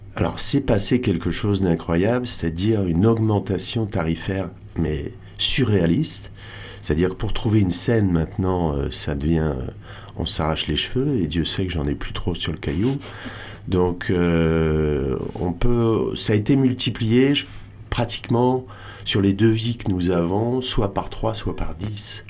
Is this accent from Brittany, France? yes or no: yes; Audierne, Brittany, France; also born or lived in Réunion; now in Hossegor, France; Moi je suis breton